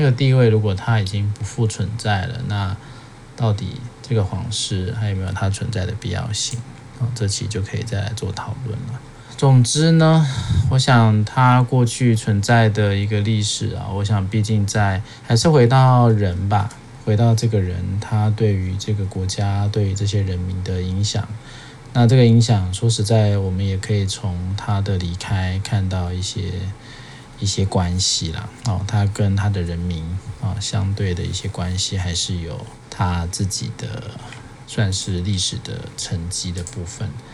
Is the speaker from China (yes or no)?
no; Taiwan; 就我们华人或者是我们台湾人啊